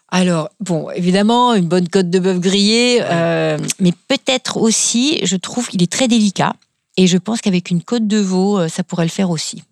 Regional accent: Kaysersberg, Grand Est, France; je suis native de Kaisersberg qui est un, petit village euh, très sympathique euh, au demeurant, qui se trouve donc au pied du Schlossberg

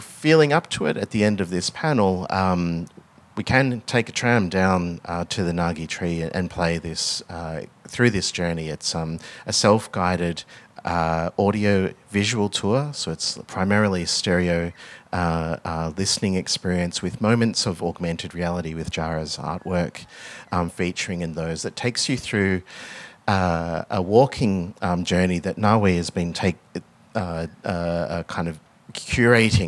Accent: Melbourne, Victoria, Australia; my background is I grew up in Melbourne. I grew up just in a outer suburb of Melbourne

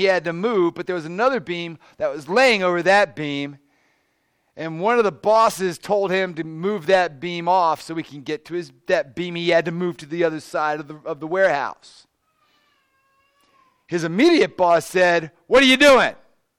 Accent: Maryland, United States; also born or lived in South Carolina / Pittsburgh; You know, I grew up in the suburbs of D.C., much like this area. You know, lived in southern Maryland near the beautiful Chesapeake Bay, just gentle rolling hills

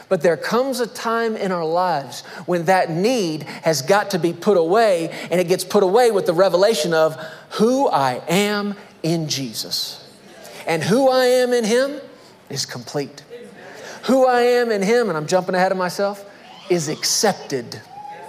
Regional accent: Texas, United States; I'm a Texan

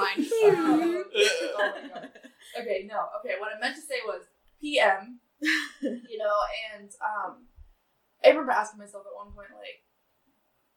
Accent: Soldotna, Alaska, United States; also born or lived in Sterling, Alaska; I'm from Soldana. I'm born and raised at the hospital

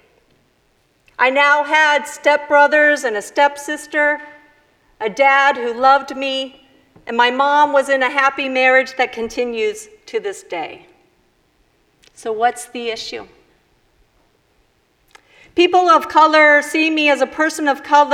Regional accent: Chicago, Illinois, United States; also born or lived in Mexico City, Mexico; I was born in Chicago. Chicana from Chicago

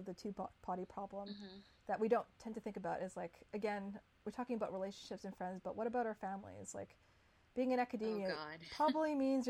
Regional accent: Canada; moved away; I grew up being Chinese Canadian

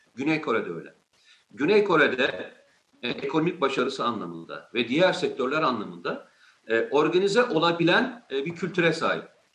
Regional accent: Turkey; İyi ki bu ülkede doğmuşum, bu iyi ki bu ülkenin vatandaşıyım

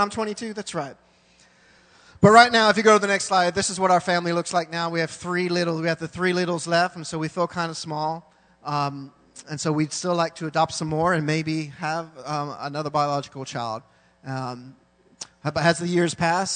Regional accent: England, United Kingdom; now in Thailand; I was born in England, so I'm British

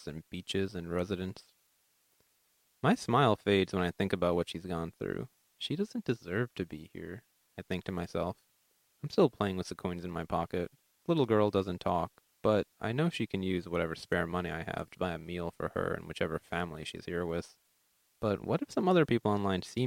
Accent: New York City, New York, United States; also born or lived in Greece; I go to William Cullen Bryan High School in Queens

